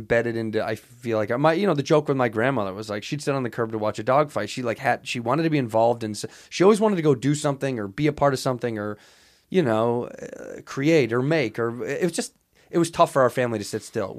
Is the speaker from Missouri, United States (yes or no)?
no; Chicago, Illinois, United States; born or raised there